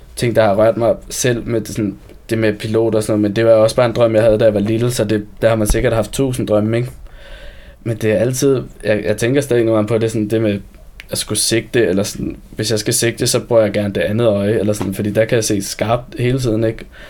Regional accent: Copenhagen, Capital Region of Denmark, Denmark; now in Copenhagen, Denmark; jeg voksede op ude i Sydhavn

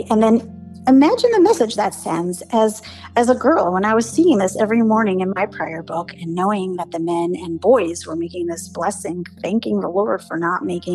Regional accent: New York City, New York, United States; first language English; grew up in the 80s and 90s in Brooklyn

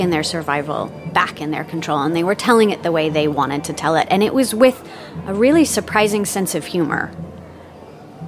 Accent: United States; as a Westerner, as an American.

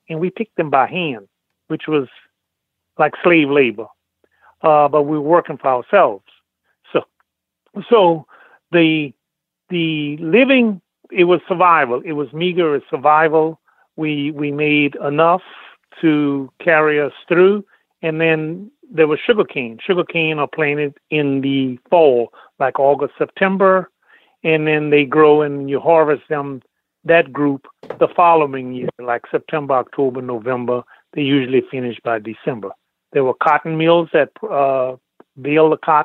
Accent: New Roads, Louisiana, United States; Born and raised in Louisiana, in a little town called New Roads, Pointe-à-Pitre Parish

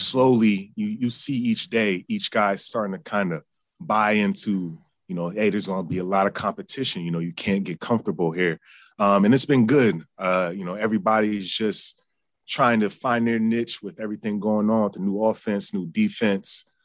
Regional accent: United States; I grew up in Yankees territory

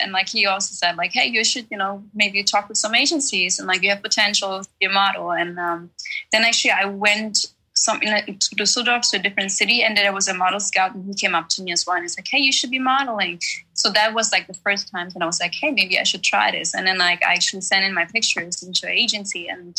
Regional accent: Czechia; born there; English is a second language; I was born in the Czech Republic, so yeah. I still speak somewhat of Czech as well, but like it's not as good as my German.

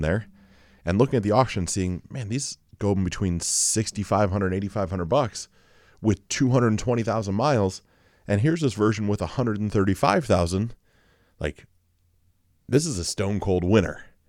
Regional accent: Mansfield, United States; Mansfield, my hometown

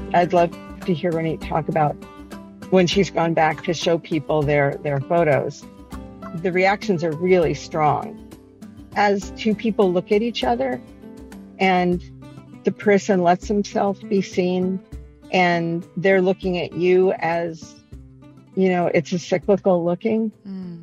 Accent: Cincinnati, Ohio, United States; now in Chicago, United States; I'm from Cincinnati and I moved here originally in the early 80s. And Cincinnati, when I grew up, was incredibly segregated.

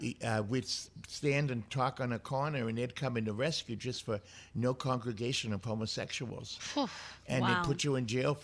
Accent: Boston, Massachusetts, United States; I'm from Boston.

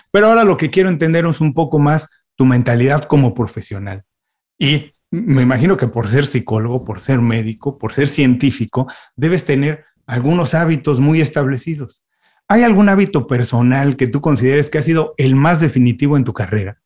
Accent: Mexico; now in Miami, United States; yo soy inmigrante también de México, me vine a vivir a Miami

